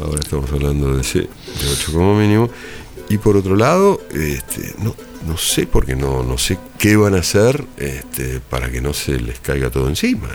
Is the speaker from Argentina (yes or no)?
yes; Argentina; accent: Argentine; moved away; also born or lived in Spain